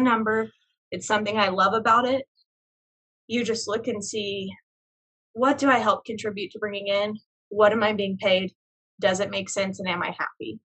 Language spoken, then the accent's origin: English; Tulsa, Oklahoma, United States; I grew up in Oklahoma.